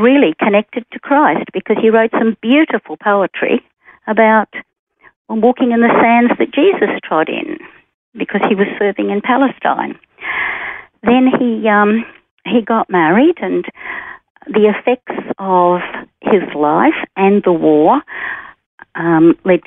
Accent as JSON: {"language": "English", "town": "Rockhampton", "region": "Queensland", "country": "Australia", "tie": "born or raised there", "also_born_or_lived": "Mount Morgan, Queensland", "said": "I was born in a small mining town, Mount Morgan, in central Queensland, and I grew up in Rockhampton."}